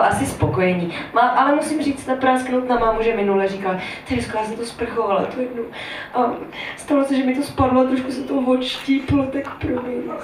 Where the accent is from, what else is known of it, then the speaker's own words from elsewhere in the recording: Veřovice, Moravian-Silesian Region, Czechia; moved away as an adult; now in Prague, Czech Republic; je to taková malá vesnice, která se jmenuje Veřovice a je kousek od Frenštátu pod Ranhoštěm, Kopřivnice, Nového Jičín a, a tak dál. Říká se tomu Lašsko